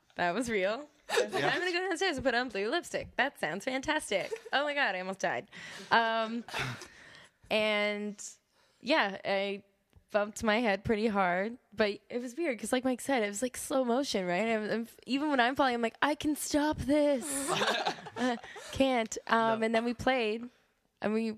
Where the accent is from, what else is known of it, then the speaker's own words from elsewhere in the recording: Alliston, Ontario, Canada; moved away as an adult; now in Toronto, Canada; I'm from Alliston